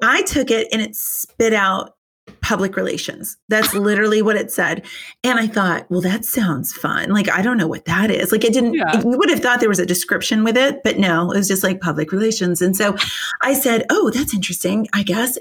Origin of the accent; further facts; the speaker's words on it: New Hampshire, United States; moved away as an adult; also born or lived in Richmond, Virginia; I'm from New Hampshire